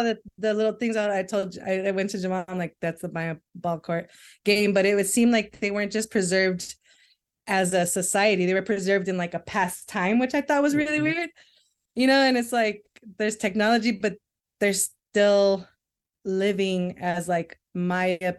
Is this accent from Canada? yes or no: no; Los Angeles, California, United States; also born or lived in Long Beach / Mexico; I'm originally from LA. Like I grew up in South Central and Long Beach